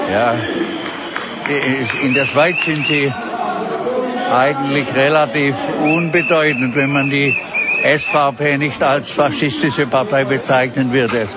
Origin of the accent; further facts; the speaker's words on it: Germany; Ich bin Deutscher. Mich hat es sehr berührt, was damals passiert ist.